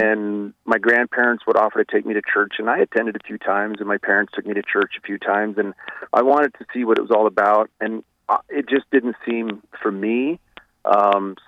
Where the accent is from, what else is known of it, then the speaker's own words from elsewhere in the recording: Rapid City, South Dakota, United States; also born or lived in New York City; I'm, you know, born and raised in South Dakota. This is my home